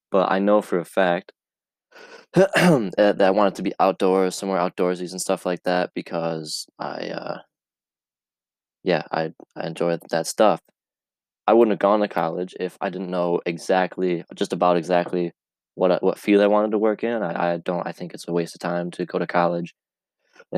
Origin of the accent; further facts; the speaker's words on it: Camden, New York, United States; Where I grew up in Camden, New York. It's 2 hours away from Cayuga. It is near Rome, New York, north of Syracuse, upstate, and grew up in a rural town